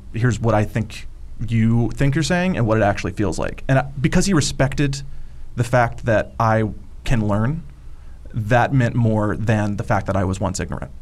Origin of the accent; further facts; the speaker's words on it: the South, United States; growing up in the South, I was kind of like raised in a certain uh, climate